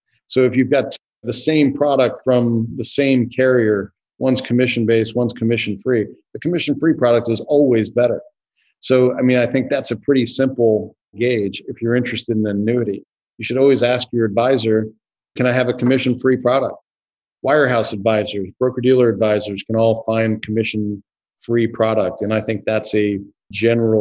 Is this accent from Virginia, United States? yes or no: yes; Northern Virginia, United States; I grew up in Northern Virginia